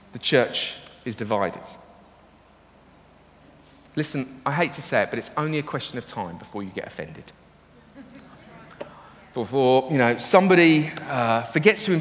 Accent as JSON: {"language": "English", "country": "United Kingdom", "said": "We're British"}